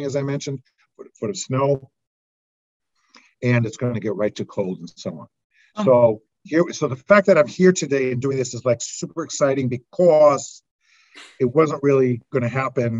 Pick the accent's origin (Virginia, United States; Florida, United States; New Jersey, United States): New Jersey, United States; Palisades Park; moved away as an adult; also born or lived in Doylestown, Pennsylvania; now in Vermont, United States; I grew up in Palisades Park, New Jersey.